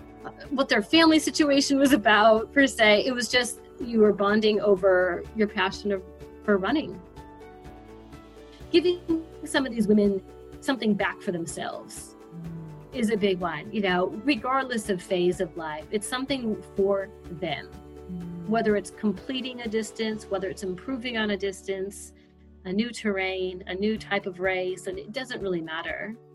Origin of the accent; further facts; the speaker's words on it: Chicago, Illinois, United States; moved away as an adult; now in Sydney, Australia; live in Sydney now for about 7.5 years, but I came from Chicago, Illinois.